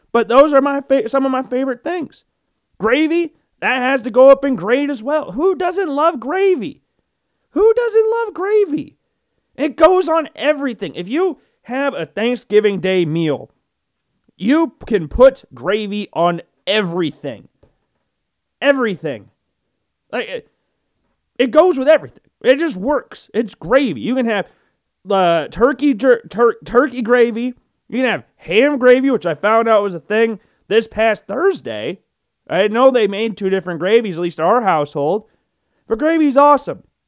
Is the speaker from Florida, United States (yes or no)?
no; Iowa, United States; being a Midwesterner, being a lifelong Iowan